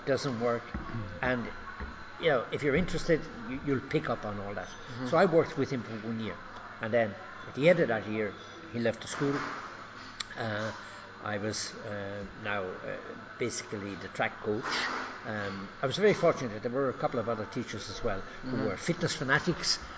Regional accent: Cork, Munster, Ireland; moved away as an adult; now in Kenya; I grew up in Ireland. I'm from Cork

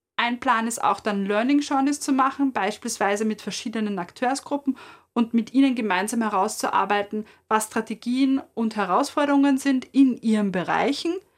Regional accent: Vienna, Austria; als Wienerin

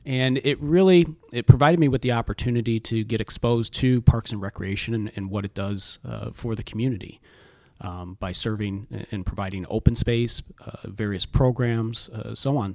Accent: Rock Island, Illinois, United States; that's my hometown

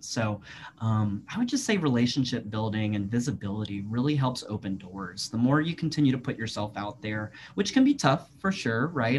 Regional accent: Virginia, United States; moved away as an adult; I'd never worked in my home state

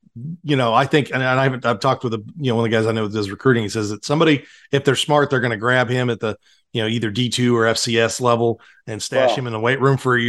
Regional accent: United States; also born or lived in Virginia / North Carolina; now in Kansas City, United States; My time growing up in Virginia and North Carolina

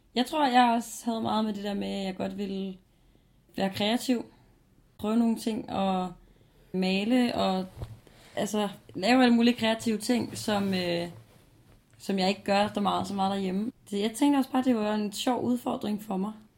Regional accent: Copenhagen, Capital Region of Denmark, Denmark; Jeg flytter også hjem igen til København

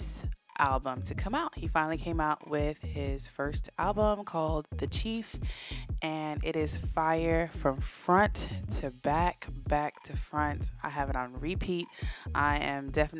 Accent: United States; born or raised there

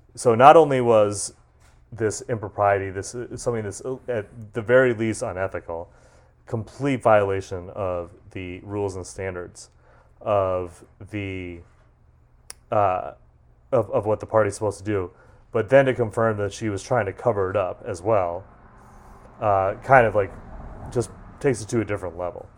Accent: Massachusetts, United States; I grew up in Massachusetts

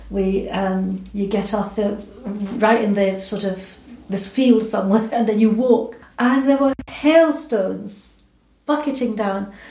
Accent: England, United Kingdom; also born or lived in Jamaica; now in Scotland, United Kingdom; And um, I was brought up in England, and um, so, but I still feel there's a bit of the Jamaican in me and I've been in Britain now since I was 10 years old.

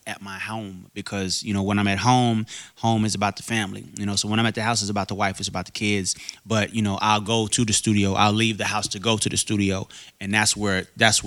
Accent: Arkansas, United States; moved away; I'm from Arkansas originally.

